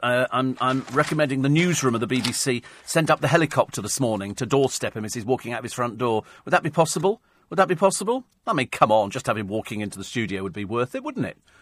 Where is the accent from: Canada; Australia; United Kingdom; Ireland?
United Kingdom; Twickenham, London; I come from Twickenham, which is fairly noisy most of the time.